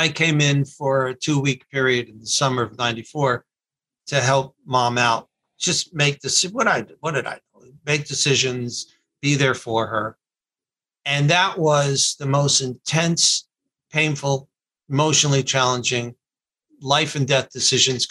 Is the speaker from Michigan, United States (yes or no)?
no; North Miami Beach, Florida, United States; moved away as an adult; also born or lived in Atlanta; I'm from South Florida, born and raised in North Miami Beach. I'm born in Miami Beach, raised in North Miami Beach.